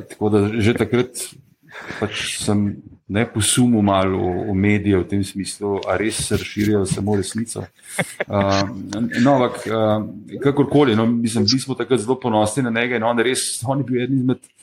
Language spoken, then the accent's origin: Slovenian; Ljubljana, Central Slovenia, Slovenia; jaz sem rojen v Ljubljani, eh, sem pa v bistvu potomec beguncev iz Štajerske